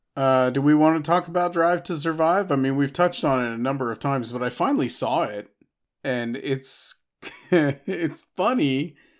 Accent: Austin, Texas, United States; my hometown, they're gonna be in Austin again

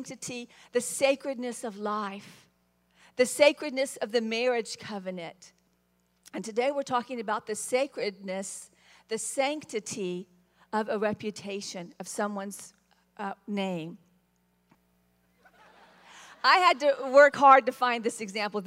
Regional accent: the South, United States; I was raised in the South, which meant you're raised to be very gracious

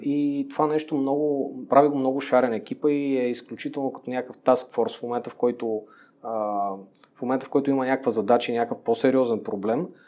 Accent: Montana, Montana Province, Bulgaria; moved away as an adult; also born or lived in Gabrovo; now in Sofia, Bulgaria; отраснал съм в Монтана, роден съм в София, отраснал съм в Монтана, учил съм в Габрово и сега се върнах нали, в София.

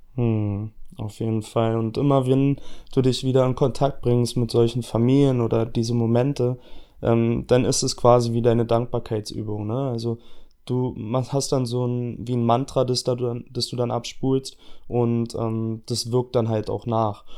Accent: Berlin, Germany; ich komme aus Berlin, ja, also ich bin hier geboren, ich bin hier aufgewachsen

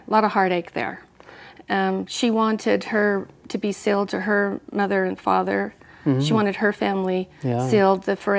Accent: Bountiful, Utah, United States; also born or lived in Salt Lake City, Utah; I was born into the Mormon Church. Yeah. I was born in Salt Lake City and raised in Bountiful.

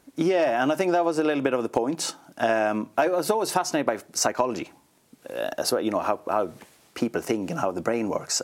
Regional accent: Sweden; moved away as an adult; now in Ireland; I grew up in a small town um, in, in Sweden, right in the middle, right in between Malmö and Stockholm, actually, but near to nowhere

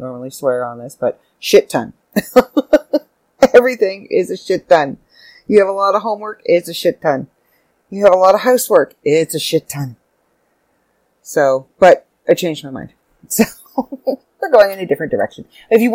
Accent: Canada; I'm Canadian

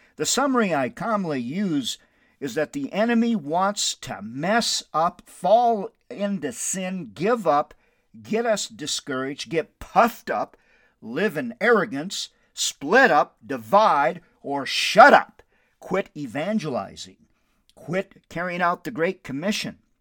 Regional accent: Windom, Minnesota, United States; now in Albuquerque, United States; My hometown is Wyndham, Minnesota, which I love so very much.

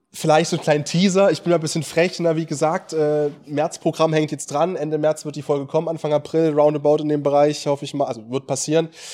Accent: East Germany, Germany; bei uns in Ostdeutschland in der Region

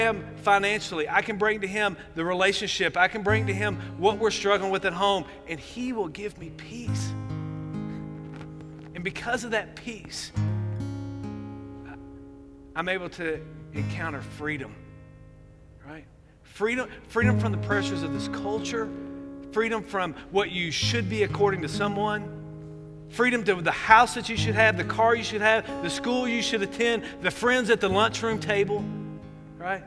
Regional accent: Owensboro, Kentucky, United States; moved away; Owensboro, Kentucky, my hometown

